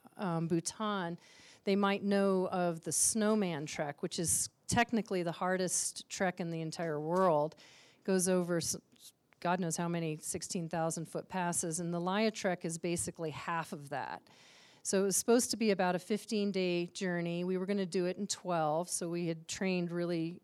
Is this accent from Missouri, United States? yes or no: no; Aspen, Colorado, United States; I grew up here in Aspen